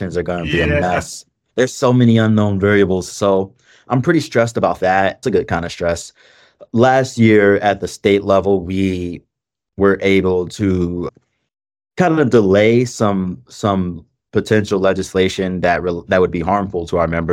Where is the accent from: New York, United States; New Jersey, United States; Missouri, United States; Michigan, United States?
Michigan, United States; Detroit; I'm from Detroit. I grew up poor, and I'm I'm in a unique position of having, in Detroit especially, having lived through the 2008 recession